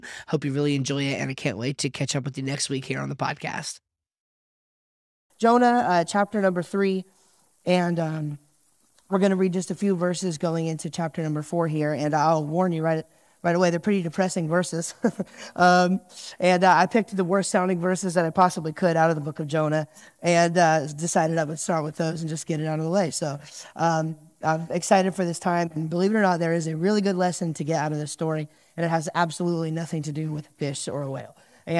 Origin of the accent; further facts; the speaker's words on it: New Jersey, United States; And I'm from New Jersey, so I at least have an excuse to have bad driving skills and road rage issues.